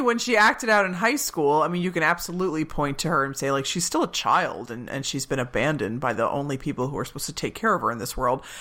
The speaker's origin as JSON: {"language": "English", "region": "Pennsylvania", "country": "United States", "tie": "born or raised there"}